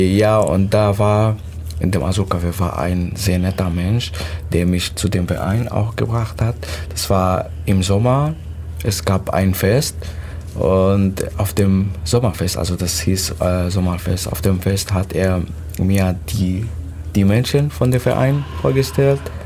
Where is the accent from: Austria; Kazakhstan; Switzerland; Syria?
Syria; German is a second language; moved away as an adult; also born or lived in Turkey; now in Germany; ich komme aus Syrien